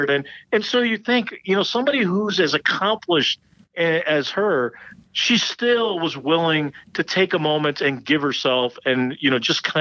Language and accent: English; Chicago, Illinois, United States; also born or lived in India; I was born in India, came here to the U.S., grew up in the suburbs of Chicago. My family moved back to India, then I came back.